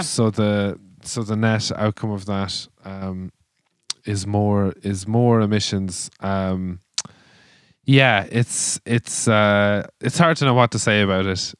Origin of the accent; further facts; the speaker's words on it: Ireland; us as Irish people have built our culture with and around